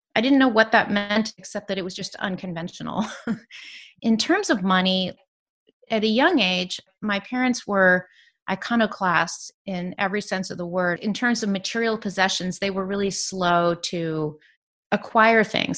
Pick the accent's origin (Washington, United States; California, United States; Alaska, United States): California, United States; San Francisco Bay Area; also born or lived in New York City; I grew up in the San Francisco Bay Area